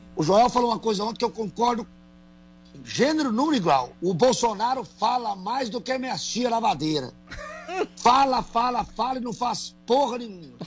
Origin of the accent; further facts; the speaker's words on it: Brazil; nós somos pessoas do interior do Brasil